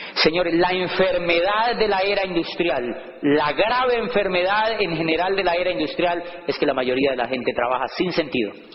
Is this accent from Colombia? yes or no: yes; Colombia; moved away; also born or lived in Popayán; en mi país